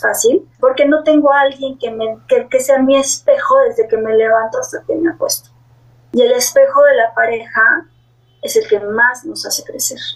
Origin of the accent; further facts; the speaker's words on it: Mexico; en mi país que yo vivo, que es México